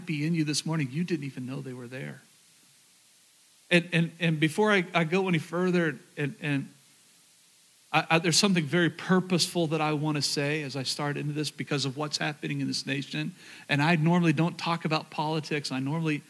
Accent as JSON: {"language": "English", "region": "rural Oklahoma", "country": "United States", "tie": "born or raised there", "moved": "yes", "said": "I was raised in Oklahoma, rural Oklahoma."}